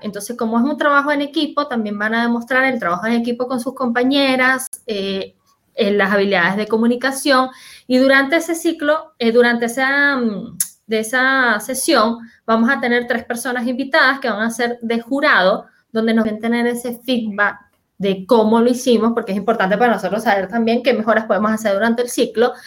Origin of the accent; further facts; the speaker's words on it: Venezuela; moved away as an adult; now in Chile; soy venezolana, como mencionaba Jesús, pero hace seis años me, que vivo en Chile